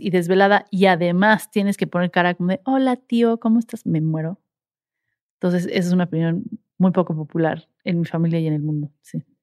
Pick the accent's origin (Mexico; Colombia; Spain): Mexico; soy una mexicana tratando de hacer un show en inglés